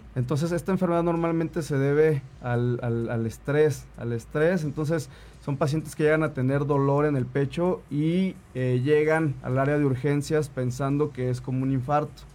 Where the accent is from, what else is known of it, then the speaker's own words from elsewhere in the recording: Tlaxcala, Mexico; also born or lived in Puebla; yo nací en Puebla, pero toda mi vida viví en Tlaxcala, mis papás viven en Tlaxcala